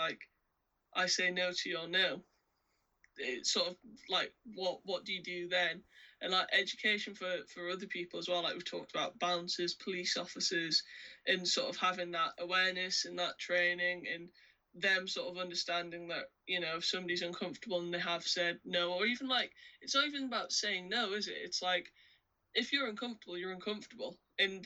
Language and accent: English; United Kingdom; kind of partially being British